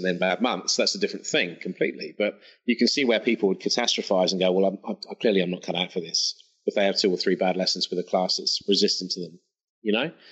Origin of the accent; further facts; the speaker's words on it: England, United Kingdom; moved away as an adult; now in Australia; back home for me in England, I'm English, by the way, sorry for any listeners. Apologize for my accent in advance.